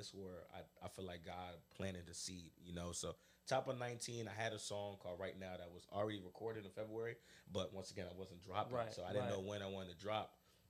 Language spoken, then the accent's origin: English; Maryland, United States; I'm an artist from Maryland